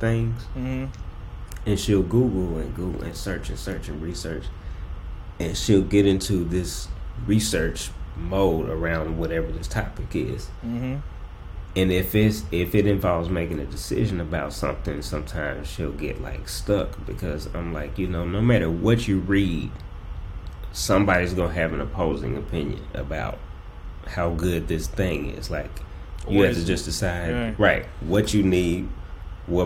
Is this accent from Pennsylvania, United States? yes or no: no; Jackson, Mississippi, United States; growing up in Jackson